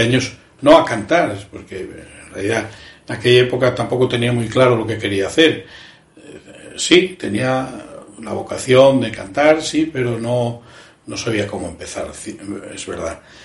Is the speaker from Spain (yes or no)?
yes; Cangas de Narcea, Asturias, Spain; also born or lived in Pichán; now in Madrid, Spain; yo soy un asturiano, emigrante eh, y músico